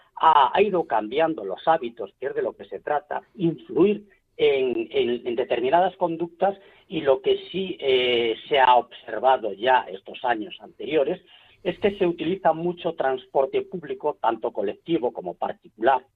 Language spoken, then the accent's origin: Spanish; Galicia, Spain; como gallegos estamos eh, en todas las partes del mundo